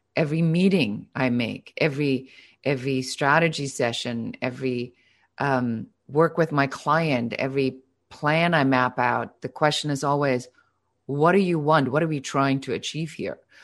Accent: Germany; now in Los Angeles, United States; I'm originally from Germany, so most of you will hear still a little bit of an accent

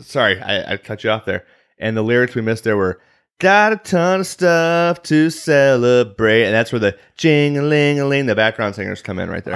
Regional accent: Chicago, Illinois, United States; accent: Chicago; I'm from the Chicagoland area

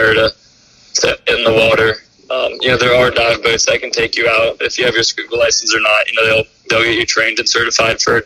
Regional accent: Islamorada, Florida, United States; moved away as an adult; also born or lived in Michigan / Fort Myers, Florida; I'm from the Keys

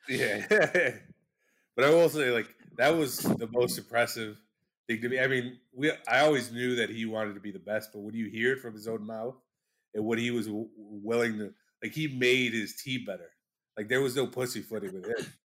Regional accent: Chicago, Illinois, United States; I'm from Chicago

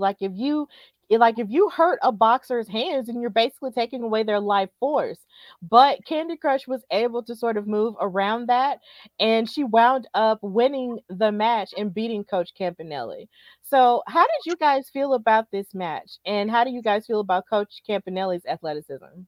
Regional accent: Birmingham, Alabama, United States; also born or lived in New York; here in Birmingham in my hometown

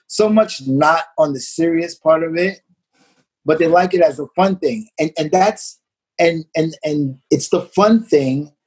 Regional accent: New York City, New York, United States; also born or lived in Marlboro Projects; eventually we moved from Marble Projects. We moved to Coney Island

